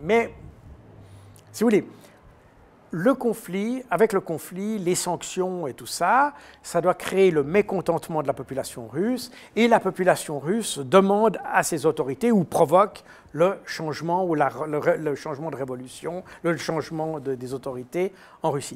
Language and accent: French; Switzerland; je suis suisse